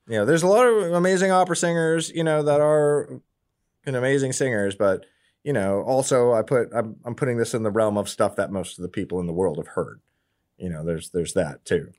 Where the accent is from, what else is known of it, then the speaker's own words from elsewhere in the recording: Washington, District of Columbia, United States; now in Austin, United States; I'm from D C. I'm from the East Coast.